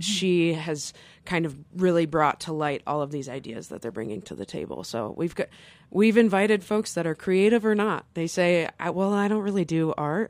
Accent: Flint, Michigan, United States; moved away as an adult; now in Carbondale, United States; I was raised in Flint, Michigan

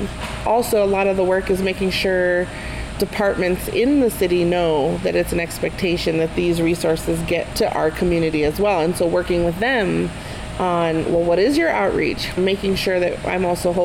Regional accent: Santa Fe, New Mexico, United States; we come every year from Santa Fe to Albuquerque for Juneteenth

